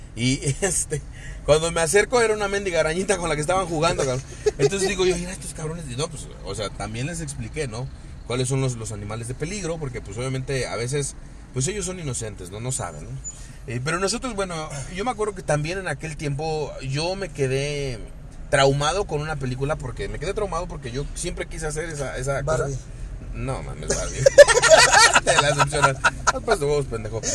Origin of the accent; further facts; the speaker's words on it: Cuernavaca, Morelos, Mexico; los que somos aquí de, de Cuernavaca, de Morelos